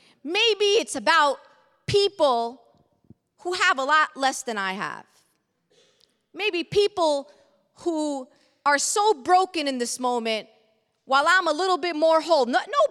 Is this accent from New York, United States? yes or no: yes; Brooklyn, New York, United States; I come Palestinian and Muslim. I come a socialist. I come a progressive. I come from Brooklyn.